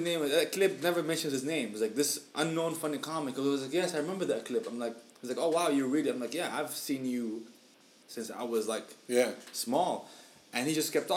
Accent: Syria; now in Michigan, United States; we're from Syria, you know, but we reside in Michigan

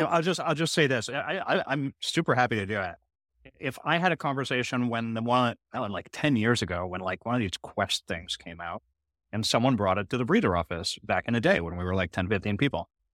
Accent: Canada; I'm a Canadian who loves America

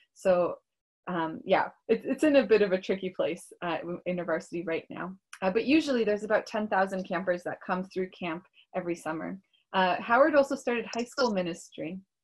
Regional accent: Toronto, Ontario, Canada; born or raised there; also born or lived in Russia

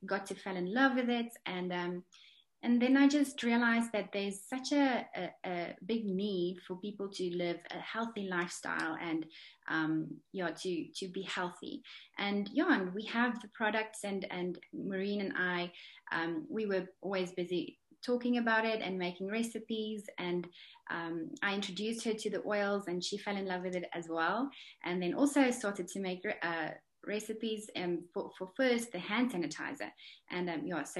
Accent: South Africa; now in Dubai, United Arab Emirates; I'm from South Africa, currently living in Dubai

